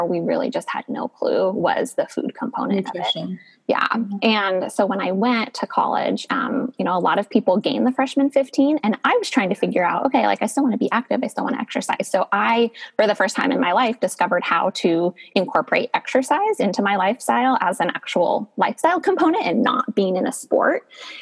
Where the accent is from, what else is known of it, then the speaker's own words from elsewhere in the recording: Northern California, United States; I grew up in Northern California